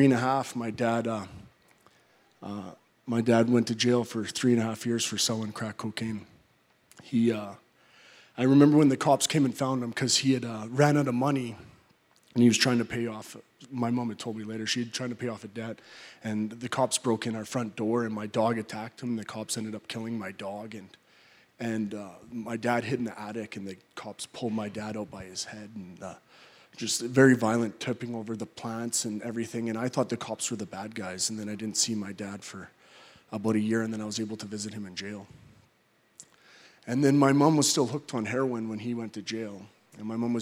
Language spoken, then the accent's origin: English; Calgary, Alberta, Canada; I'm from Calgary. I was actually born in the Grace Hospital here.